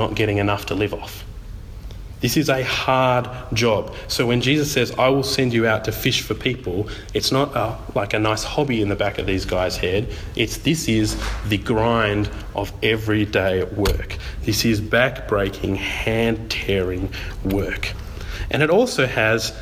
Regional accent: Tasmania, Australia; I'm from Tassie

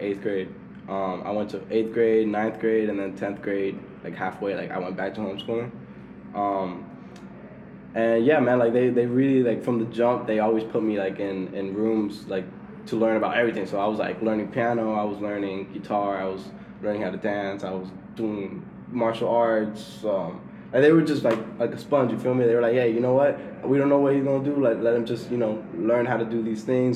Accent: Miami, Florida, United States; moved away as an adult; now in Atlanta, United States; I had a good childhood. I was raised in Miami Shores.

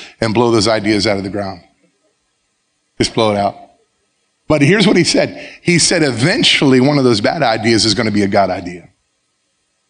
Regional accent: South Florida, United States; moved away as an adult; also born or lived in Baker County, Florida; I started at John I. Leonard High School, my hometown. The high school I graduated from

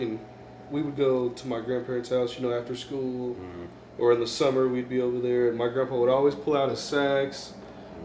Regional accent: Kansas City, United States; also born or lived in Wichita, Kansas; I grew up here in Kansas City, lived here all my life

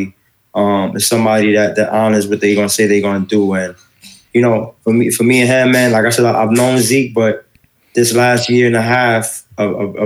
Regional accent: New York City, New York, United States; we come from New York City

